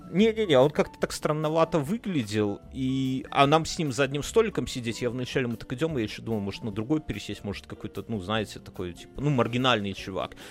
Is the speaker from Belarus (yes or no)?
yes; Belarus; now in Lithuania; мы все белорусы